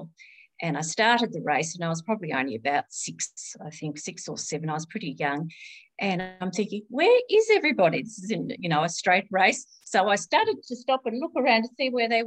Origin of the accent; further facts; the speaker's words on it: Launceston, Tasmania, Australia; I live in Launceston and I was born in Launceston. So I've been here all my life